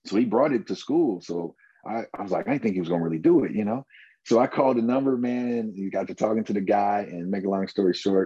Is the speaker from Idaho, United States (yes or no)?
no; Fort Wayne, Indiana, United States; I am from Fort Wayne, Indiana, hometown, lived here all my life.